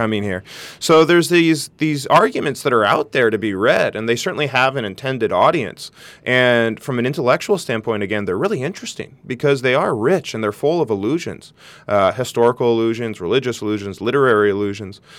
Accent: Santa Barbara, California, United States; my best friend who I grew up with here in Santa Barbara

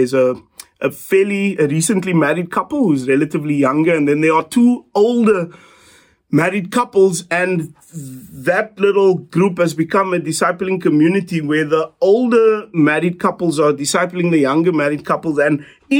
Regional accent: South Africa; us as South African disciples

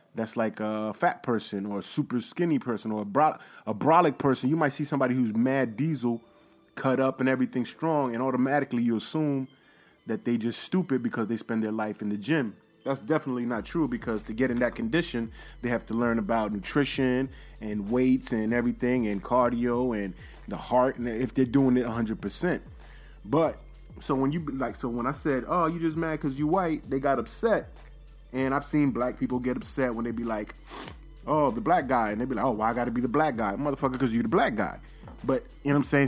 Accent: United States; I'm American

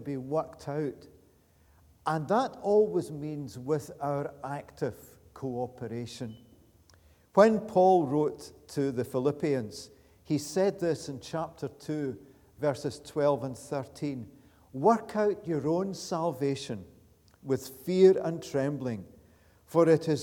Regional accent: Glasgow, Scotland, United Kingdom; moved away as an adult; now in Pitlochry, United Kingdom; I was born in Easterhouse, not very far from here

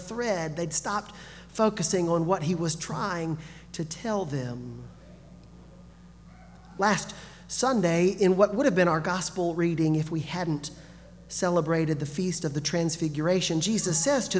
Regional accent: Gulf Coast, United States; moved away; also born or lived in northern Alabama; I grew up on the Gulf Coast

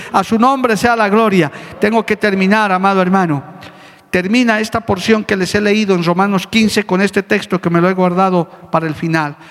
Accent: Bolivia; como bolivianos, como aymaras, como quechos de esas nuestras culturas ancestrales

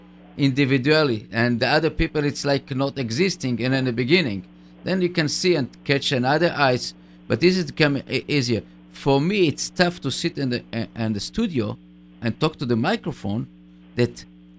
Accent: Israel; accent: Israeli; English is a second language; with my English accent, very tough Israeli accent.

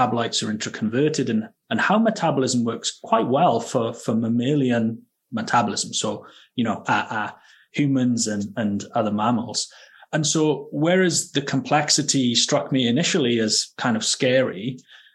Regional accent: Wales, United Kingdom; moved away as an adult; also born or lived in Edinburgh, Scotland / Baltimore, United States; now in Scotland, United Kingdom; I'm from Wales originally. That's where I grew up.

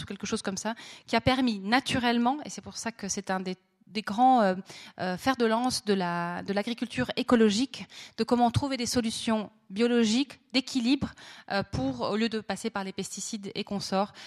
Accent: Monthey, Valais, Switzerland; j'ai grandi à Monté

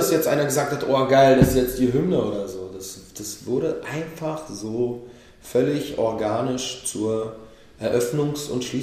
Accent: Israel; now in Berlin, Germany; Ich bin selber, bin selber aus Israel hierher gekommen.

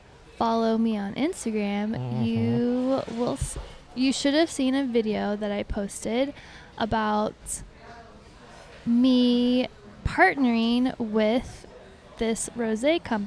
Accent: United States; Why I'm American.

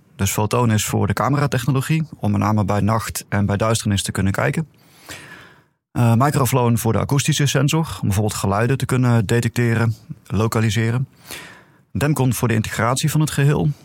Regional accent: Netherlands; als Nederlanders

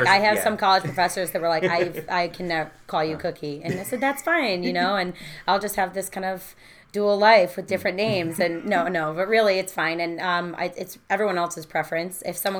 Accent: Utica, New York, United States; also born or lived in New Hartford, New York; I was originally born in Utica, New York. I grew up on Sunset Ave.

